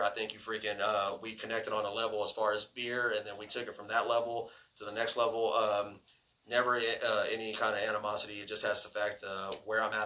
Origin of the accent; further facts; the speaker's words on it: Houston, Texas, United States; we're also from Houston, and we're used to it to be about 80 right now, 85